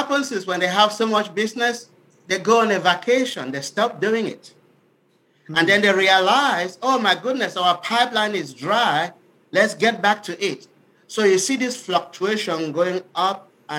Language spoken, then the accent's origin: English; Cameroon; moved away as an adult; also born or lived in Milwaukee, Wisconsin, United States; now in Dallas, United States; I was born and raised in Africa, Cameroon specifically. So when I came to the United States over 20 years ago